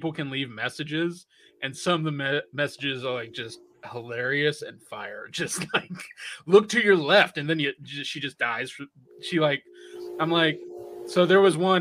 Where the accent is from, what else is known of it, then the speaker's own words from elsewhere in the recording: Mississippi, United States; moved away; also born or lived in Louisiana; I was born in Mississippi